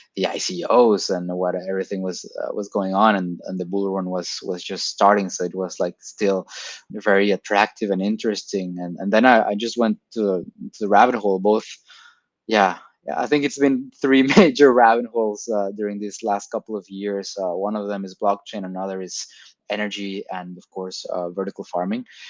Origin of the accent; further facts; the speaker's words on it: Tijuana, Baja California, Mexico; moved away as an adult; now in Lisbon, Portugal; Originally from Mexico. Okay. Born and raised in in TJ, uh, Tijuana, Baja California.